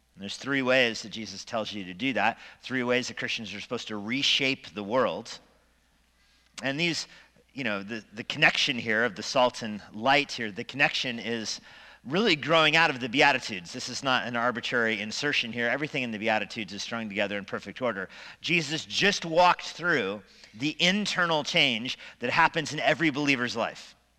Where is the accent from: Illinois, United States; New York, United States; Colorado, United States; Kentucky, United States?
Colorado, United States; Steamboat Springs; Growing up in Steamboat